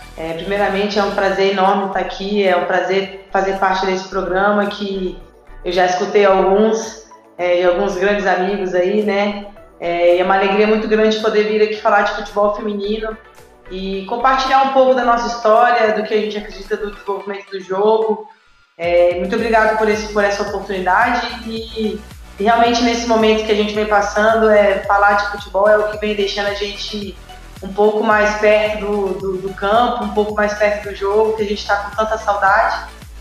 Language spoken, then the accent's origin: Portuguese; Brasília, Federal District, Brazil; moved away; also born or lived in United States; joguei no Mackenzie, em Brasília, sou de Brasília